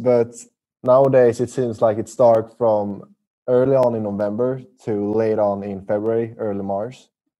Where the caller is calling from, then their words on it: Sweden; I'm actually calling from Sweden.